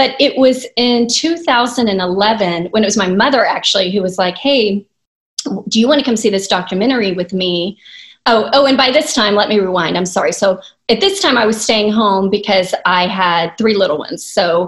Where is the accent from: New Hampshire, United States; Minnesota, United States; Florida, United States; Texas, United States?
Texas, United States; Houston; I'm a native Houstonian, so maybe that's why I love it, because it's home